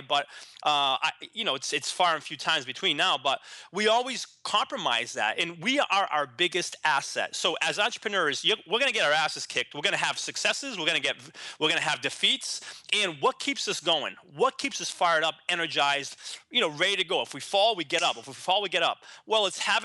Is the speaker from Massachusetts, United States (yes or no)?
yes; Boston, Massachusetts, United States; moved away as an adult; also born or lived in San Diego; now in Boston, United States; I decided to move back to Boston, my hometown